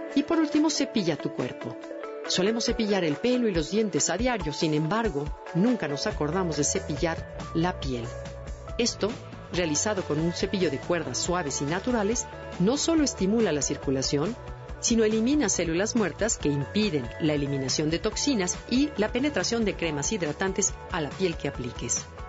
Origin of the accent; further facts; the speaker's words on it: Mexico; nuestros propios aztecas